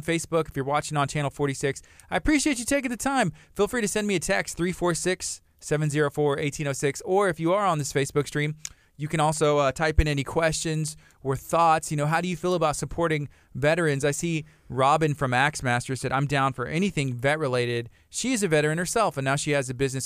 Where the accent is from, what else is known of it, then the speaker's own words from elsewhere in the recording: Angleton, Texas, United States; also born or lived in Lake Jackson, Texas / Lamarque, Texas; I was born in Lake Jackson, uh, grew up in Angleton off of Mulberry